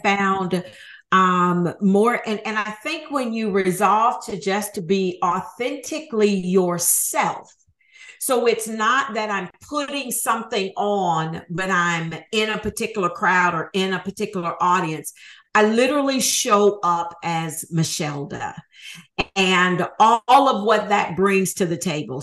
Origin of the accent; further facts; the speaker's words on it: Huntsville, Alabama, United States; moved away as an adult; also born or lived in Atlanta, Georgia / Nashville, Tennessee; I needed to move back to my hometown of Huntsville, Alabama